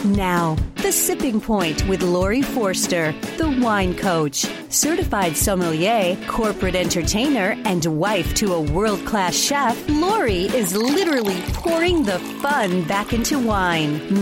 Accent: Slovakia; English is a second language; moved away as an adult; also born or lived in Astoria, New York; now in United States; I was born in Slovakia, and uh, I moved to United States 13 years ago.

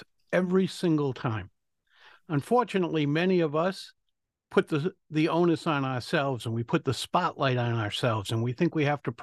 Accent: Rhode Island, United States; accent: Rhode Island; I'm from Rhode Island

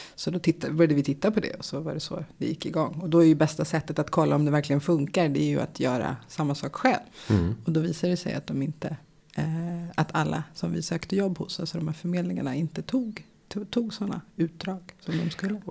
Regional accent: Stockholm, Stockholm County, Sweden; I Bromma där jag växte upp

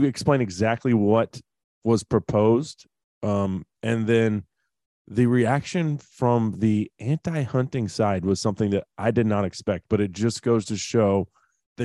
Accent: Texas, United States; my home state of Texas

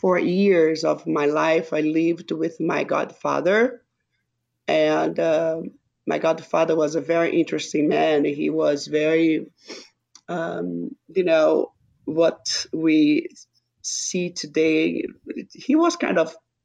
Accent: Rio de Janeiro, Brazil; English is a second language; moved away as an adult; now in United States; I was born in Rio de Janeiro, Brazil, and I stayed there until I was 25 years old.

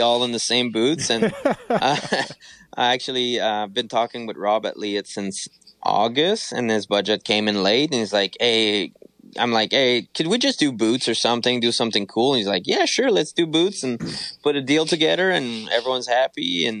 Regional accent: Canada; I'm from Canada

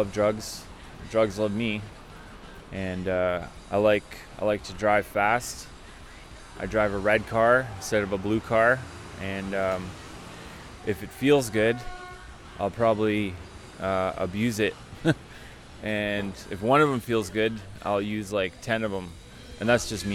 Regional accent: Richmond, British Columbia, Canada; also born or lived in Vancouver, Canada; I'm from here. I grew up in Richmond, British Columbia

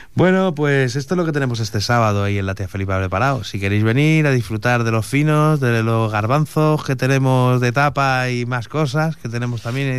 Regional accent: Madrid, Community of Madrid, Spain; moved away; Yo soy de Usera.

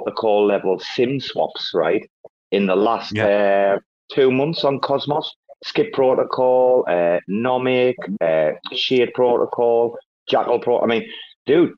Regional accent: England, United Kingdom; now in Bangkok, Thailand; I'm obviously English and I live in Bangkok

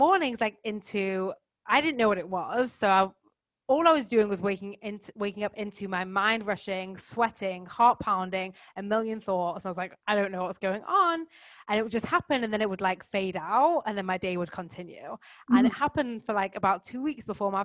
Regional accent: England, United Kingdom; moved away as an adult; now in France; I am English, currently living in the south of France, but actually on my fourth continent in the last 16 months

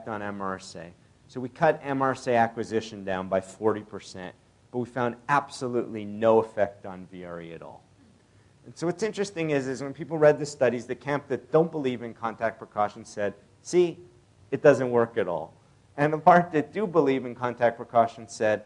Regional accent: Canada; moved away; I'm originally Canadian

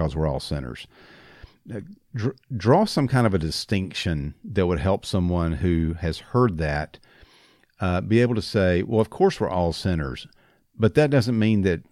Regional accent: United States; I'm an American citizen

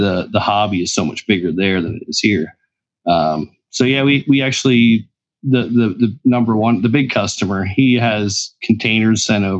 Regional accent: Lancaster, Pennsylvania, United States; Well, I was born in Lancaster General. So there you go. 40 years.

